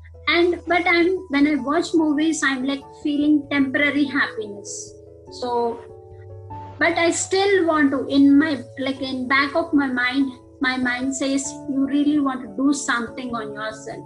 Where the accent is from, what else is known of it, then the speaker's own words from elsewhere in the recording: Andhra Pradesh, India; moved away as an adult; now in United States; I'm from India, Andhra Pradesh. I came to US for my master's.